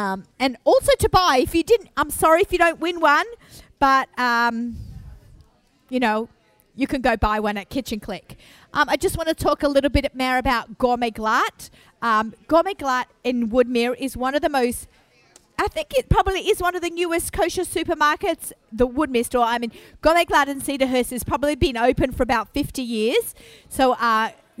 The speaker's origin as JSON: {"language": "English", "country": "Australia", "moved": "as an adult", "lives_now": "Five Towns, United States", "said": "I've only lived here 13 years and clearly I'm Australian"}